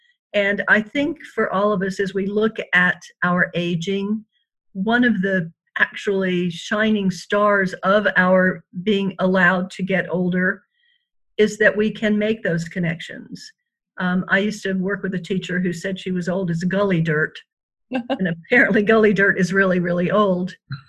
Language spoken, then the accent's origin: English; Panama; And I was raised in Panama, so you weren't going to be staying there more than likely.